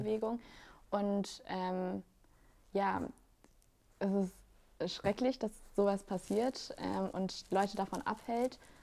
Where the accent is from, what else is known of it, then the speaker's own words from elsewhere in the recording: Germany; ich bin in Deutschland geboren